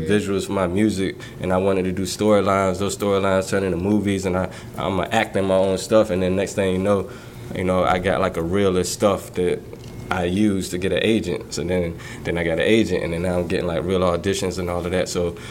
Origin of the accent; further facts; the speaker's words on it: Portsmouth, Virginia, United States; moved away as an adult; now in London, United Kingdom; That's Portsmouth. That's why I was raised